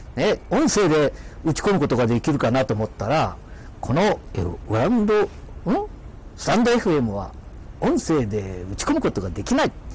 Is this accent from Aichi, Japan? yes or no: yes; Mikawa, Aichi, Japan; accent: Mikawa dialect; 三河弁が出ちゃった